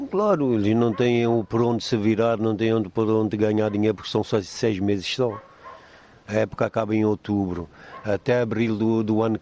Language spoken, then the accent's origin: Portuguese; Angola; born there; Eu nasci em Angola, meus pais estavam em Angola, viemos eh, para aqui, derivado da guerra que existiu em Angola.